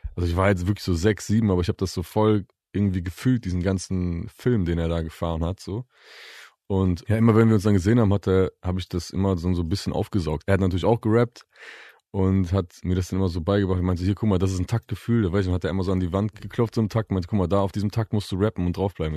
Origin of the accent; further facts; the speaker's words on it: Bielefeld, North Rhine-Westphalia, Germany; also born or lived in Leopoldshöhe; Ich bin in Bielefeld geboren und aufgewachsen, aber ich bin in und um herum Bielefeld bestimmt 15 Mal umgezogen oder so.